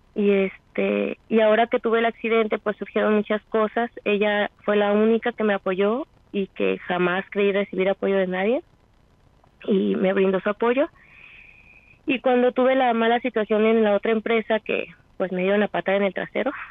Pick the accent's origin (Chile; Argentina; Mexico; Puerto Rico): Mexico; como buenos mexicanos que somos